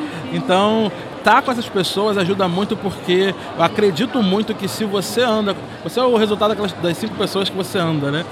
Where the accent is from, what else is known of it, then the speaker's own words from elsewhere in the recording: Rio de Janeiro, Brazil; Eu sou nascido e criado numa favela lá no Rio de Janeiro